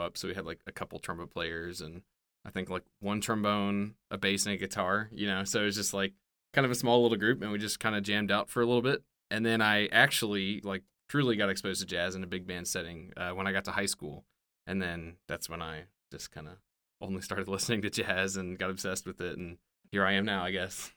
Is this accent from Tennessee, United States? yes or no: yes; Memphis, Tennessee, United States; moved away; I grew up in Memphis